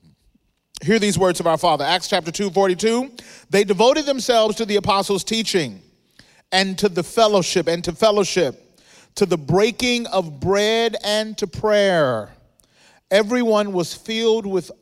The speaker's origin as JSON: {"language": "English", "region": "Mississippi", "country": "United States", "tie": "born or raised there", "moved": "as an adult", "lives_now": "Southern California, United States", "said": "I grew up in Mississippi"}